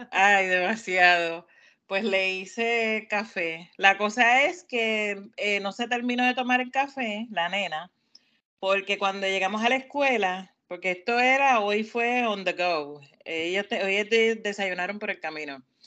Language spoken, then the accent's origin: Spanish; Puerto Rico; now in Maryland, United States; vengo de Puerto Rico, nací en Puerto Rico, pues soy latina.